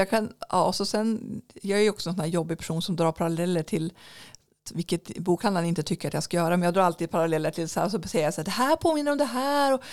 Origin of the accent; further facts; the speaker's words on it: Norrland, Sweden; Det är kanske mitt norrländska mörker.